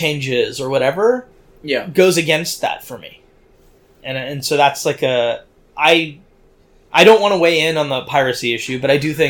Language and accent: English; Silicon Valley, California, United States; I was born and brought up in Silicon Valley